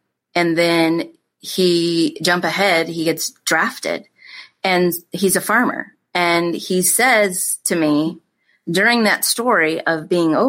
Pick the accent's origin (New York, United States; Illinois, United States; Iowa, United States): Iowa, United States; we grew up in Iowa on a farm